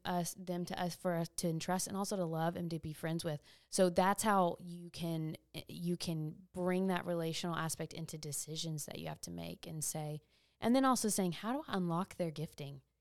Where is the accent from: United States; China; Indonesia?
United States; East Texas; my hometown